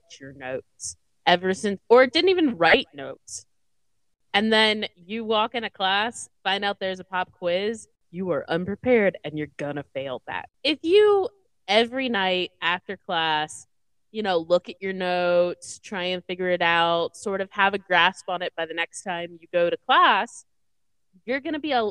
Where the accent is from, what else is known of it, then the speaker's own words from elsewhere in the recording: the South, United States; growing up in the South